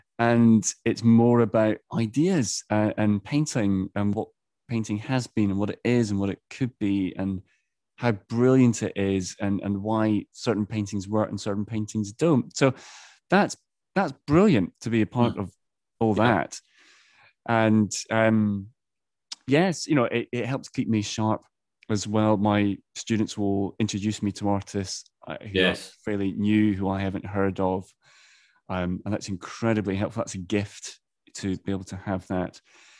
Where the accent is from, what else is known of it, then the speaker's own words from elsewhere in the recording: Edinburgh, Scotland, United Kingdom; It's in the Docklands of Edinburgh, my hometown.